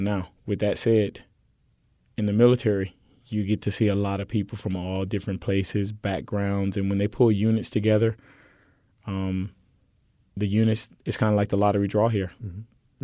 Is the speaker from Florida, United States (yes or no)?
yes; Miami, Florida, United States; moved away as an adult; now in Houston, United States; I came to Houston from Miami, Florida, on a track and field scholarship, and so you know I played soccer as an early child, and then when I got to high school in Miami